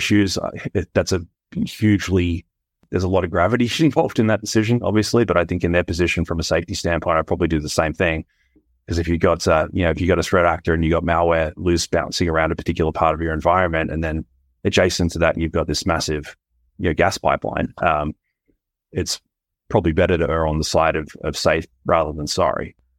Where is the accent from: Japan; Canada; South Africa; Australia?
Australia; my home country